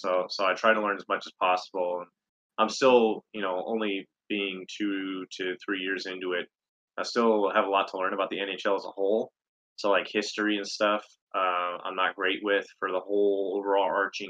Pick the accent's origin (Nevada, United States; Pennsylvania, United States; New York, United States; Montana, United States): Montana, United States; also born or lived in Minot, North Dakota; So I grew up in Montana, a little bit of North Dakota. We were in Minot for 5 years in my towards my high school years.